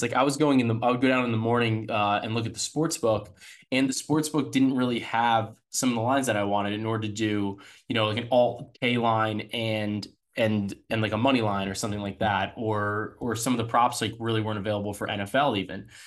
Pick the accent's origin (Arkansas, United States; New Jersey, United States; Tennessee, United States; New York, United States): New Jersey, United States; I'm from New Jersey